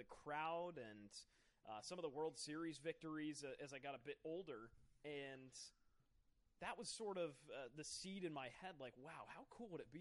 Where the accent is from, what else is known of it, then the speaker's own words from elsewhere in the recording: Fairfield County, Connecticut, United States; moved away as an adult; now in Rhode Island, United States; I was born and raised in Fairfield County, Connecticut, way down in the sort of panhandle of Connecticut.